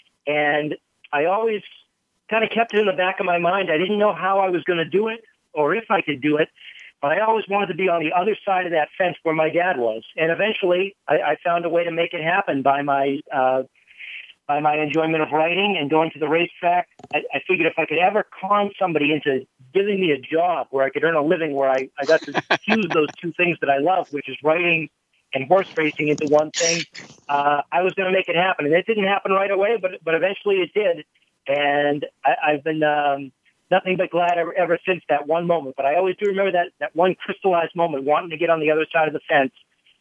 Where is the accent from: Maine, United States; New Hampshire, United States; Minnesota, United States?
New Hampshire, United States; Salem; now in Boston, United States; we grew up in Salem, New Hampshire, which was the home of Rockingham Park